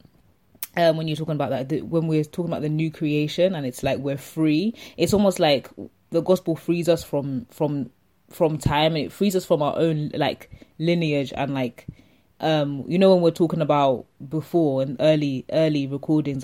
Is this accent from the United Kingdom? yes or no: no; Zambia; I'm from Zambia